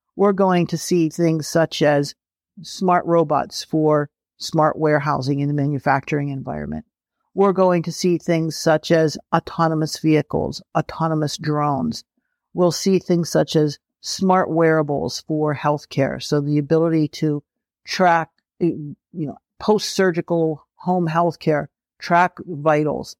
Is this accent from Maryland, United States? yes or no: no; Pennsylvania, United States; I grew up in Pennsylvania